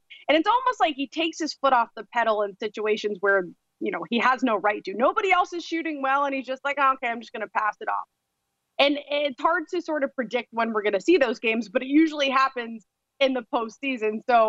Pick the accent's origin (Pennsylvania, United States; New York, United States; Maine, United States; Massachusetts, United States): Massachusetts, United States; Boston; Of course, I'm from Boston.